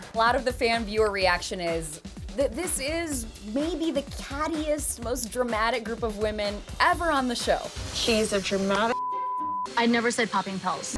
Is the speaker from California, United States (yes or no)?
no; New York, United States; I am from New York. Some people even say I have an accent